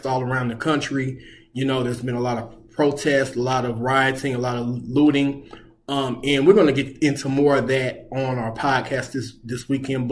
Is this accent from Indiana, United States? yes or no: yes; Indianapolis, Indiana, United States; my hometown, Indianapolis